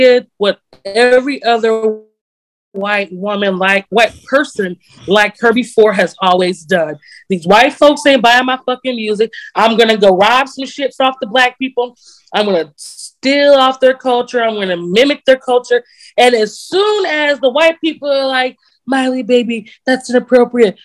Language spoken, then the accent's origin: English; Texas, United States; as a Texan